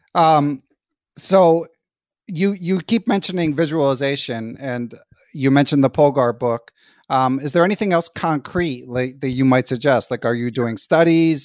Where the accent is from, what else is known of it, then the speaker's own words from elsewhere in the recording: Philadelphia, Pennsylvania, United States; also born or lived in Pittsburgh; me growing up in Philly